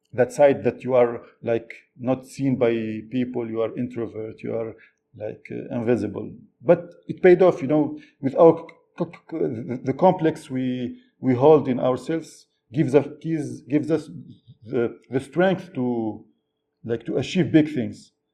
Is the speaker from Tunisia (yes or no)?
yes; Tunisia; English is a second language; When I was a student in Tunisia